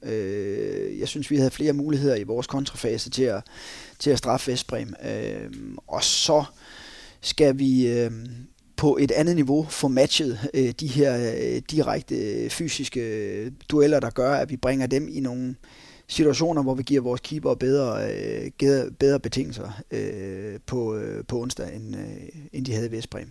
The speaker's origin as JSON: {"language": "Danish", "area": "North Jutland", "region": "North Denmark Region", "country": "Denmark", "said": "vi er nordjyder"}